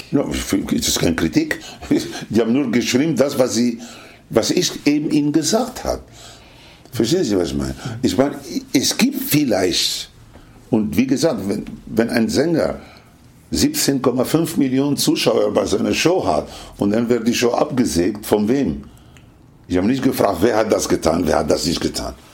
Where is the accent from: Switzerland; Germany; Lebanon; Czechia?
Lebanon; German is a second language; also born or lived in Tunisia / Italy; Aufgewachsen, in Tunesien geboren. In, ja, in Tunesien geboren. Aufgewachsen im Libanon, in Italien der, und in Kuba war ich erst 1982.